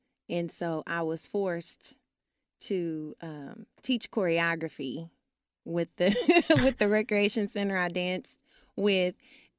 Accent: Dallas, Texas, United States; West Dallas, and then moved to Oak Cliff while I was training at Booker T. Washington High School for the Performing and Visual Arts.

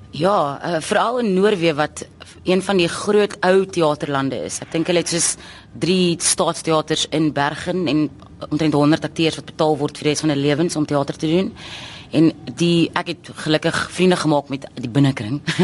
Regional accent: South Africa; ons dink as Suid-Afrikaners

